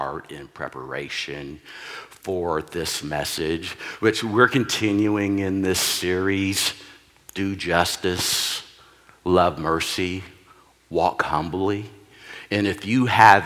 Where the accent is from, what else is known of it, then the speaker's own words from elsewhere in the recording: Texas, United States; also born or lived in New Hampshire / Oklahoma; now in Oregon, United States; I'm originally from Texas